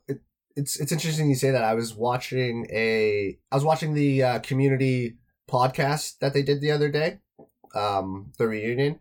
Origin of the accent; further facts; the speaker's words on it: Toronto, Ontario, Canada; I'm from Toronto